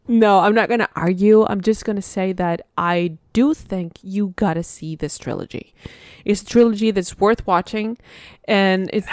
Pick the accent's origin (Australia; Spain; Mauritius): Spain; moved away; I'm from Spain